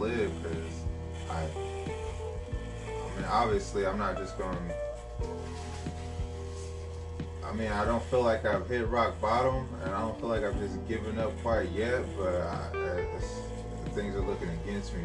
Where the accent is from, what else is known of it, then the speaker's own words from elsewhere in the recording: Sacramento, California, United States; also born or lived in Oakland, California / Elk Grove, California; I was born in Oakland, and I lived out there for about 8 years, and I moved to Mack Road about 1999, and then from there, we moved to Elk Grove in 2003 or 4